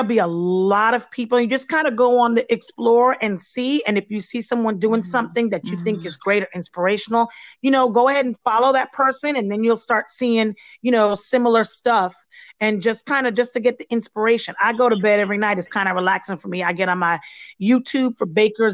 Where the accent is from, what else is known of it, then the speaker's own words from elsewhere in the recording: Belize; moved away; my background is not American, and I haven't ventured yet into doing any of the treats that come from my home country is Belize.